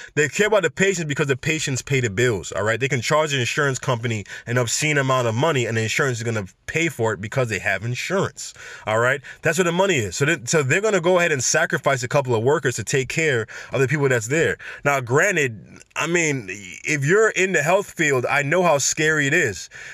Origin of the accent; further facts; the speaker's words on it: New York City, New York, United States; New York City, my hometown, all right, B X all day.